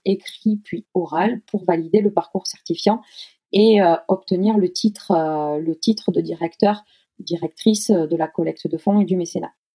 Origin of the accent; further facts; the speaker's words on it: Toulouse, Occitania, France; moved away as an adult; now in Poitiers, France; je suis issue euh, donc du sud-ouest puisque je suis née à Toulouse, donc je suis une pure toulousaine et je suis actuellement basée à Poitiers